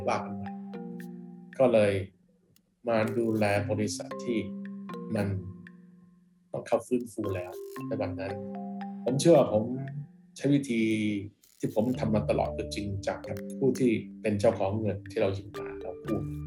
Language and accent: Thai; Thailand; ผมเกิดที่นี่